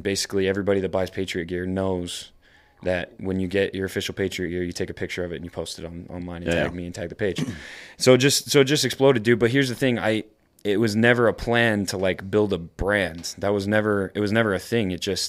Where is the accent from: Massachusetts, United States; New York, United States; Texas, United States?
New York, United States; You know, I always talk about how I'm from New York. I'm from upstate New York. And I experienced 9/11